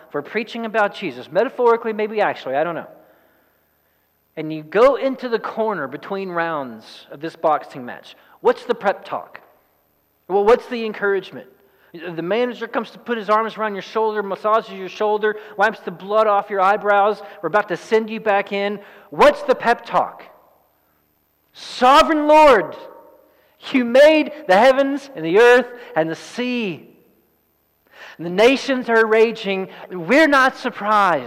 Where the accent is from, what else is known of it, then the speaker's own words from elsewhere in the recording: East Texas, United States; I'm from East Texas